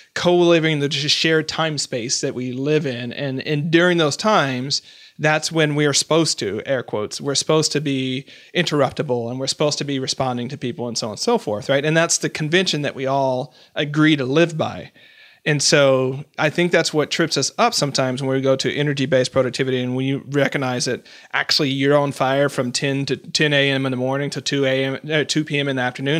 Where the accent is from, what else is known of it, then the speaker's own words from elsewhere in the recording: Portland, Oregon, United States; I'm from Portland, Oregon